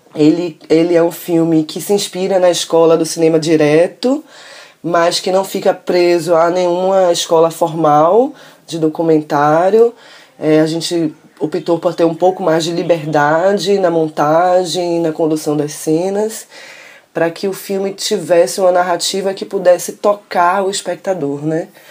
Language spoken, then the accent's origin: Portuguese; Salvador, Bahia, Brazil; Eu sou de Salvador